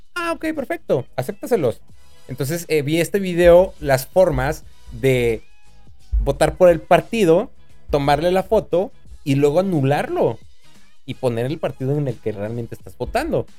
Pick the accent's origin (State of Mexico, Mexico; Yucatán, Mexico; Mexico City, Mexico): State of Mexico, Mexico; now in Monterrey, Mexico; chilango del Estado de México, no soy chilango, soy mexiquense